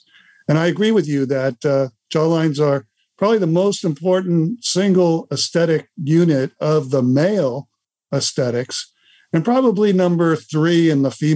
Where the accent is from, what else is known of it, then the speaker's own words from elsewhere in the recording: Los Angeles, California, United States; moved away as an adult; now in Santa Rosa Beach, United States; I live in Santa Rosa Beach, Florida, which is in the Panhandle. And I grew up in Los Angeles, moved to Florida about 16, 17 years ago.